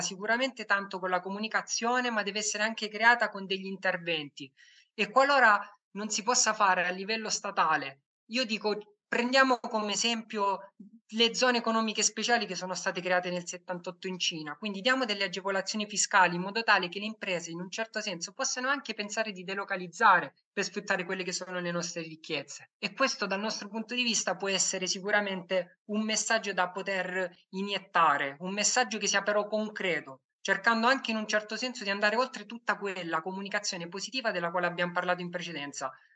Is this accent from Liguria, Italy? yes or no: no; Lecce, Apulia, Italy; Io vengo, io vengo da Lecce